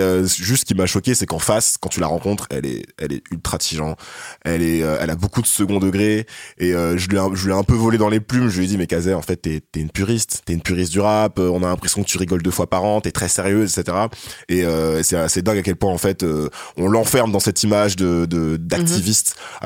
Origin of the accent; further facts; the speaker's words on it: France; c'est qu'on a grandi en France